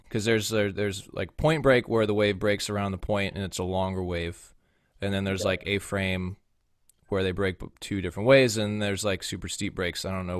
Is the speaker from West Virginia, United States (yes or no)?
no; Bay Area, California, United States; Growing up in the Bay Area and going to a small private school